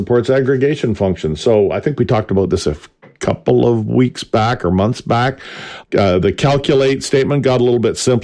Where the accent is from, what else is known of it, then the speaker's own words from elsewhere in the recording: Canada; I'm Canadian.